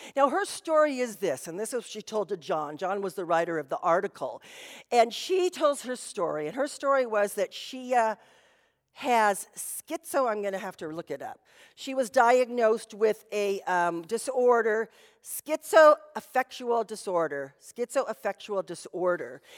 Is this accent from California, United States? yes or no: yes; Anaheim, California, United States; I grew up in Anaheim and years ago, they were our home team